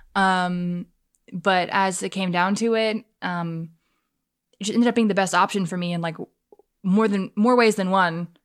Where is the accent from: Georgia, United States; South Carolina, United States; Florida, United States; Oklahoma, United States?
South Carolina, United States; Fort Mill; I grew up in Baxter, if you're familiar with the Fort Mill area.